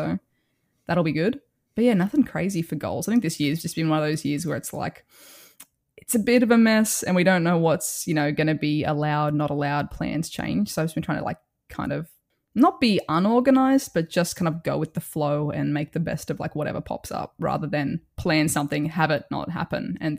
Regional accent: Australia; So it's not a hack. I'm just Australian.

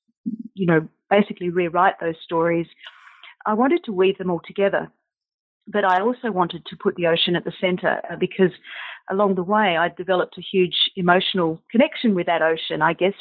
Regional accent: South Australia, Australia; growing up in South Australia

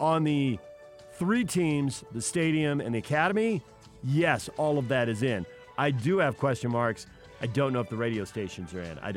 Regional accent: San Diego, California, United States; moved away; I grew up in San Diego.

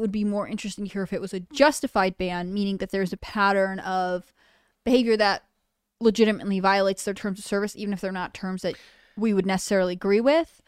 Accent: Northeast, United States; I'm from the Northeast, though

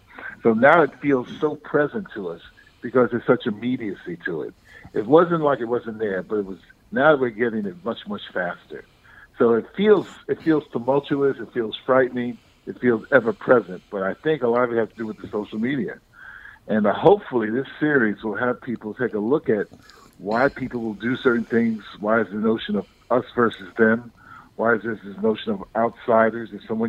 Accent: Harlem, New York, United States; I mean, I grew up in Harlem, and for the first 15, 20 years of my life, I was just surrounded by Blacks and Puerto Ricans primarily.

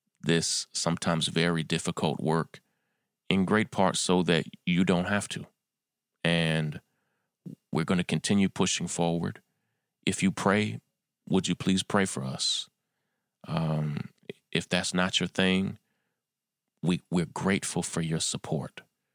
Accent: New York, United States; in my hometown of New York

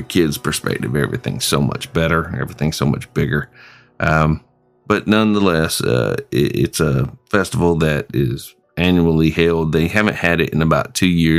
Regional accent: Springfield, South Carolina, United States; my hometown of Springfield, South Carolina

